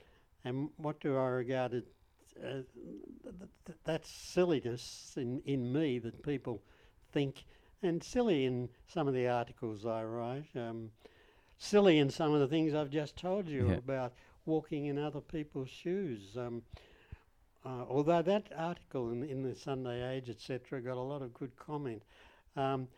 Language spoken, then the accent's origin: English; Australia; I'm from Australia